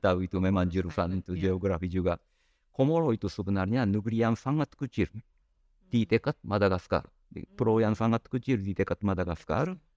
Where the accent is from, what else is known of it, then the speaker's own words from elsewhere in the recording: Japan; kami orang Jepang